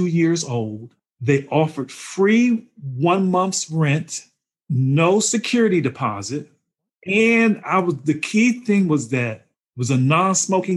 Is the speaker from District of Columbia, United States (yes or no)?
yes; Washington, District of Columbia, United States; moved away as an adult; also born or lived in Germantown, Maryland; now in Cary, United States; I grew up in Washington, D.C., and I was in the suburbs of Maryland